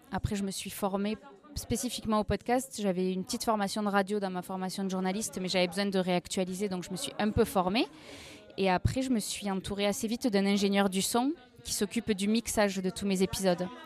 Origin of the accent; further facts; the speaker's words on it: Rodez, Occitania, France; donc j'ai 29 ans. Je viens de Rodez, moi